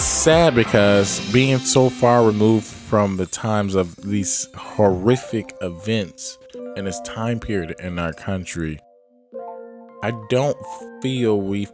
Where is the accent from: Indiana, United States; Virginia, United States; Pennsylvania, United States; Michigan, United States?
Michigan, United States; Detroit; also born or lived in Boston, Massachusetts; now in Los Angeles, United States; I am from Detroit, Michigan, and educated in Boston, Massachusetts.